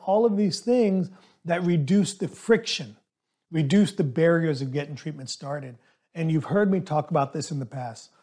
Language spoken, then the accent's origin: English; Southern America, United States; English is a second language; Growing up, even though English is my second language, I was always taught in Southern America